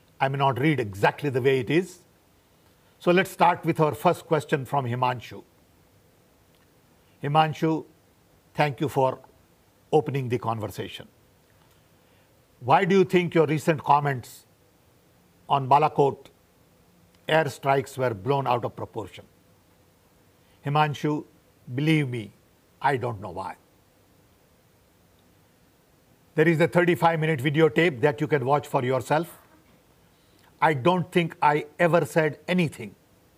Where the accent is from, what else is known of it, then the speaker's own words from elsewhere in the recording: Orissa, Odisha, India; moved away as an adult; also born or lived in United States; Born and raised in 1942. Of Gujarati parents in Orissa. Went to US in 64.